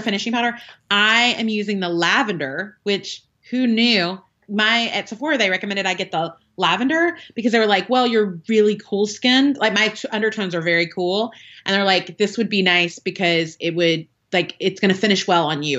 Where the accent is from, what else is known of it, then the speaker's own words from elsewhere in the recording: the South, United States; I'm from the South, so we say oil.